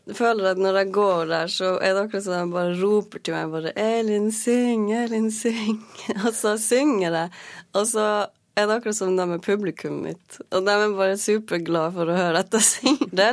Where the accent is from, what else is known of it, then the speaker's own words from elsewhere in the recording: Norway; jeg har aldri følt meg diskriminert pga. at jeg er same.